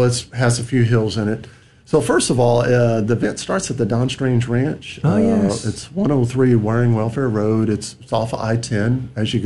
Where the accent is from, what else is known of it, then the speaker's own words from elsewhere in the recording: Texas, United States; We're all from Texas